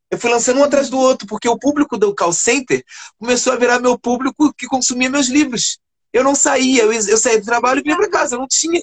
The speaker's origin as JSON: {"language": "Portuguese", "region": "Rio de Janeiro", "country": "Brazil", "said": "Eu sou da comunidade de Fumacê, eu moro em Realengo"}